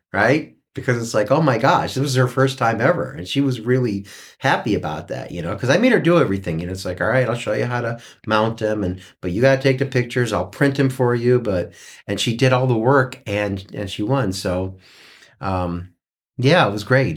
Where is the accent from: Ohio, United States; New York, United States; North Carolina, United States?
Ohio, United States; Cleveland; now in Mariposa, United States; I, I grew up in Cleveland